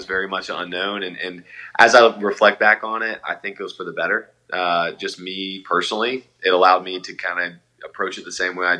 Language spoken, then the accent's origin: English; Atlanta, Georgia, United States; So I'm a transplant from Atlanta.